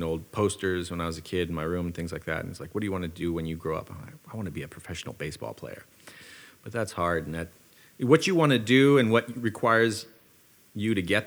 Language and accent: English; Fairfield, California, United States; also born or lived in Visalia, California; I went up in Fairfield, Sassoon, Vacaville mm-hmm. for many years till I was about 19 years old